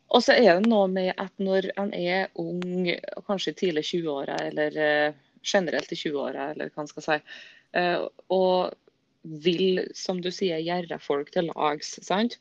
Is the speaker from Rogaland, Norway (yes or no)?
no; Surnadal, Møre og Romsdal, Norway; moved away; ble boende hjemme i Surnadal kommune, sikkert der jeg kommer ifra.